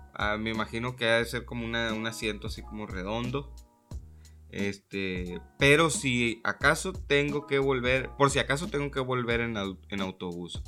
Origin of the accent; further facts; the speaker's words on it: Mexico; nosotros, como mexicanos